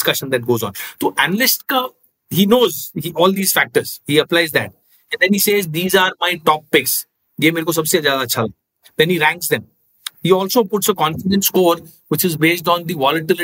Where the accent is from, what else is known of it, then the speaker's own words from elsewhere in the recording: South India, India; I am South Indian